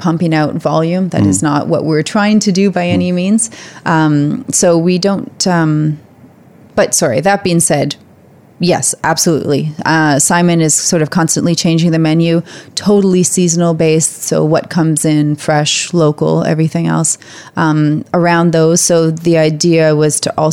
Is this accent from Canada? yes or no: yes; Canada; moved away as an adult; also born or lived in London; now in New Zealand; being Canadian